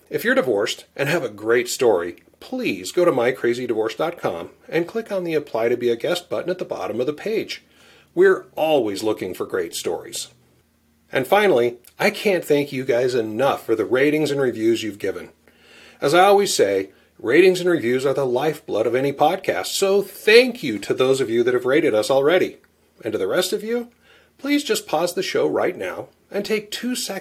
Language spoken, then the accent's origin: English; Bountiful, Utah, United States; my home state, just an hour south of my hometown of Bountiful